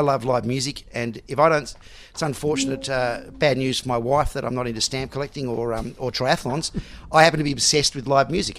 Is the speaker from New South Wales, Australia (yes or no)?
no; Melbourne, Victoria, Australia; also born or lived in Sydney; even though I was born in Sydney, I've grown grown up in Melbourne